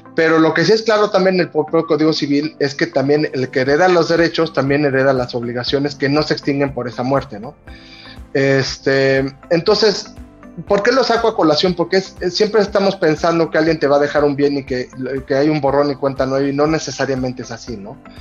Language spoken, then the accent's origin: Spanish; Mexico